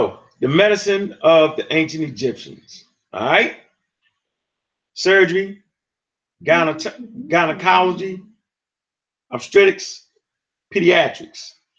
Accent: Texas, United States; I'm a Texan.

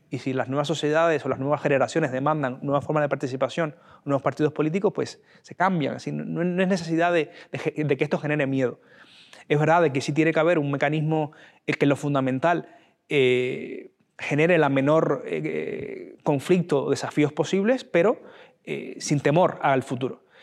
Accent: Spain; persona que sencillamente piensa diferente a mí o tiene una visión de España diferente a mí pero sigue siendo tan español como yo.

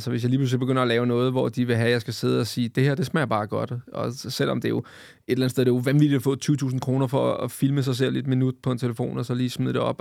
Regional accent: Vestegnen, Capital Region of Denmark, Denmark; jeg er fra Vestegnen

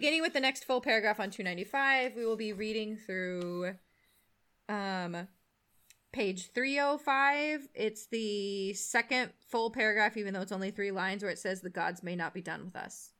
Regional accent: San Jose, California, United States; I was born and raised in San Jose, so I'm from South Bay.

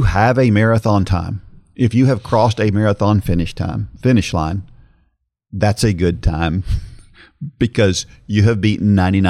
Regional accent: Oklahoma City, Oklahoma, United States; It was my hometown of Oklahoma City, and the route went next to both of my childhood homes.

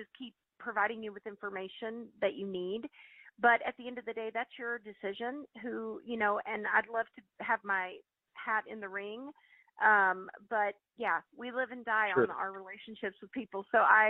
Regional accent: Bella Vista, Arkansas, United States; I grew up in Bella Vista

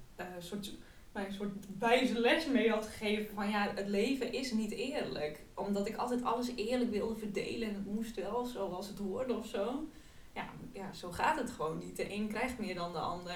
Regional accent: Friesland countryside, Netherlands; moved away as an adult; also born or lived in Amsterdam; kom ik van het Friese platteland.

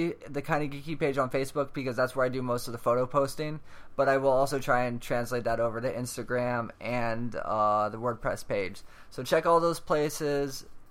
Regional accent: Tampa, Florida, United States; I am from Tampa Bay

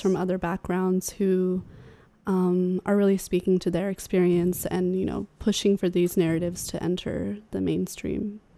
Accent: Sacramento, California, United States; I grew up in Sacramento, in California

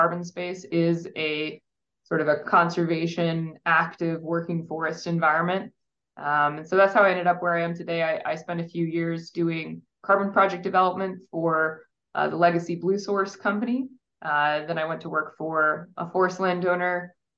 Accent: Midwest, United States; moved away; So I grew up in the Midwest in a very agricultural sort of region

